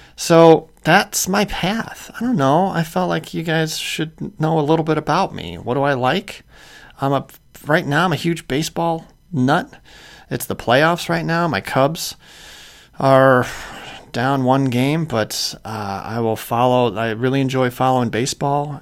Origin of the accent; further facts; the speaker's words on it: Clarendon Hills, Illinois, United States; moved away as an adult; also born or lived in Chicago; I grew up in a town called Clarendon Hills, Illinois uh, which is southwest suburbs.